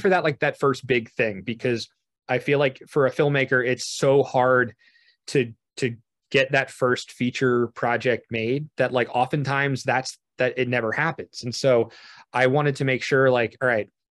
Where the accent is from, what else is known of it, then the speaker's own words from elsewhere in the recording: New Jersey, United States; I'm from New Jersey.